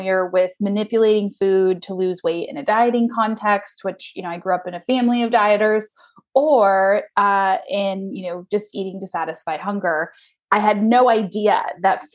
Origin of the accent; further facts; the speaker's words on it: Lake Stevens, Washington, United States; also born or lived in Snohomish / Edmonds; I grew up in Snohomish, or I was, you know, born there, moved to Lake Stevens for my school years, and then now live in Edmonds. So I'm a native, a unicorn, as it were, in the Seattle area.